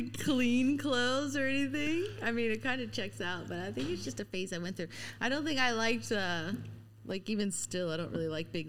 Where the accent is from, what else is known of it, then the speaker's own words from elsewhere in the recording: United States; moved away as an adult; now in Whistler, Canada; I did move here full-time, got residency. Everybody in the comments is going to be like, oh, my God, how did you get residency as an American?